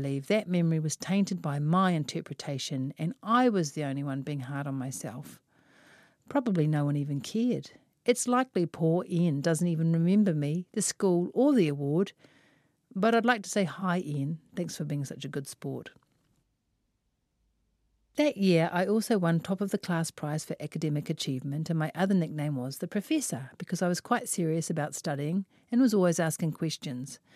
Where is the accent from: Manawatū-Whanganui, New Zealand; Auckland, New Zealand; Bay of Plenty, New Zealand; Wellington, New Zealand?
Auckland, New Zealand; I was born in West Auckland